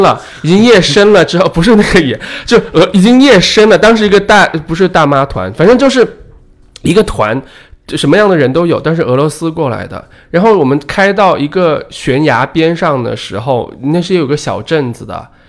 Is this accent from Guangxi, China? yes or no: yes; Guangxi, China; now in Beijing, China; 在老家，我老家广西的